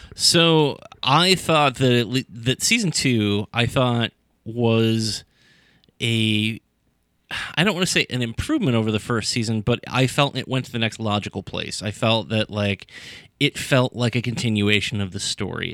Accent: Sandusky, Ohio, United States; I grew up in Sandusky

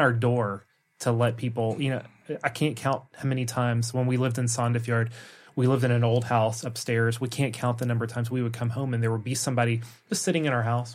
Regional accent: the South, United States; moved away as an adult; now in Norway; an American from the South

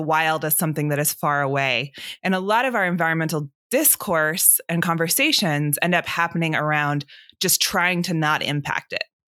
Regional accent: Atlanta, Georgia, United States; I grew up here in Atlanta where I'm sitting right now

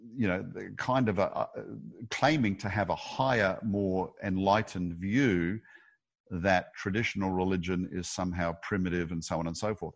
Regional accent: Australia; I'm an Aussie

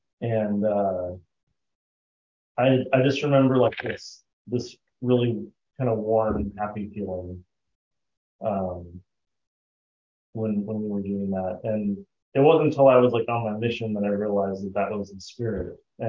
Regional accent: Arizona, United States; also born or lived in Idaho / Park City, Utah / Arkansas; So I grew up most of my childhood in Arizona. I was born in Idaho, and then my parents separated when I was about 2 years old. We moved to Park City and lived with my grandparents for a couple of years, and then came on down here to Arizona.

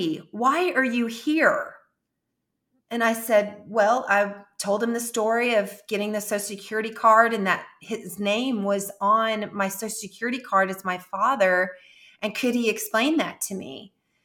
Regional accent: Jefferson City, United States; moved away; my hometown in Jefferson City

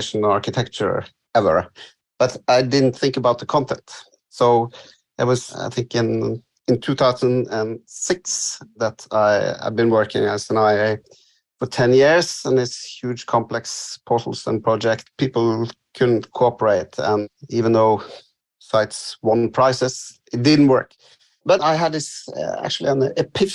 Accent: West Coast of Norway, Western Norway, Norway; English is a second language; now in Oslo, Norway; I live in Oslo, but I come from the West Coast

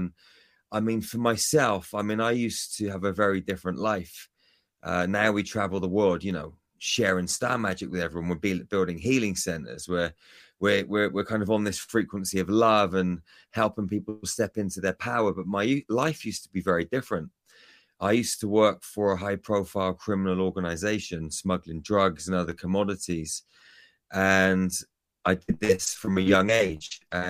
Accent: United Kingdom; moved away; I'm from the UK, Kevin.

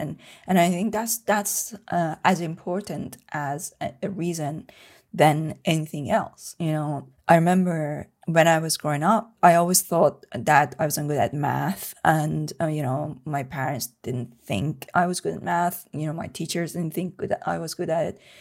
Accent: Tehran, Tehran Province, Iran; moved away; I was born and brought up in Tehran, in Iran

